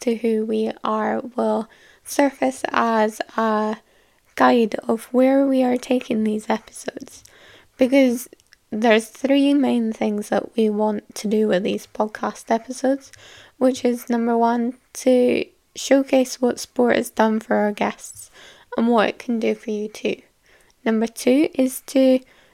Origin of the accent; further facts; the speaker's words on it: Scotland, United Kingdom; I am from Scotland, fun, sunny little place